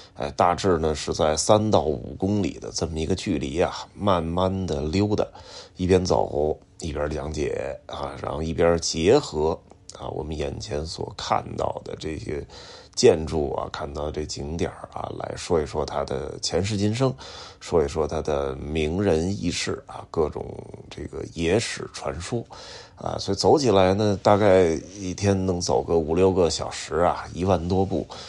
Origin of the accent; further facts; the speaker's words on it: Beijing, China; 尤其我是一个宣武的孩子